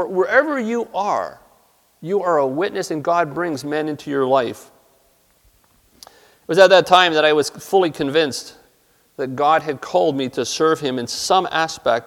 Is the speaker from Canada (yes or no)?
yes; Toronto, Ontario, Canada; moved away as an adult; also born or lived in New Brunswick; I grew up in Toronto.